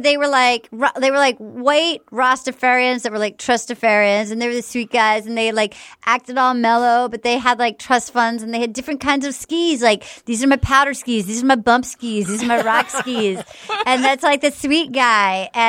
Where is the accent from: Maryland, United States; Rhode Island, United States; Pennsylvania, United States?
Rhode Island, United States; Little Compton; I was like, dear, like … I'm from Little Compton.